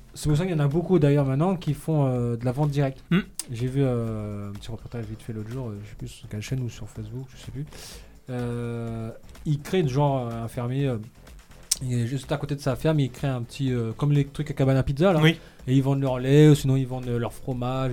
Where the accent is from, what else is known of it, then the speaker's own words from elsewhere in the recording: France; on est français